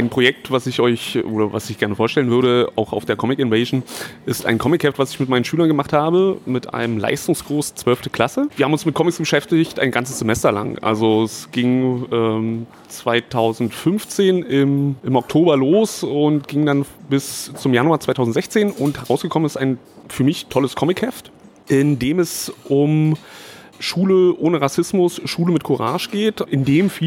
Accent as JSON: {"language": "German", "region": "Berlin", "country": "Germany", "tie": "born or raised there", "also_born_or_lived": "Chemnitz", "said": "ja geboren bin ich in Chemnitz, ganz, ganz schnell aber nach Berlin gezogen, also das ist jetzt schon über 30 Jahre her."}